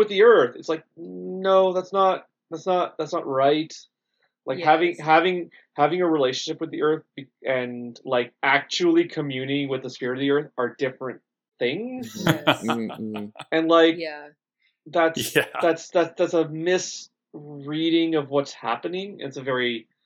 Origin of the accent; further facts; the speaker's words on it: Canada; does identify me as a citizen of the Métis Nations here in Canada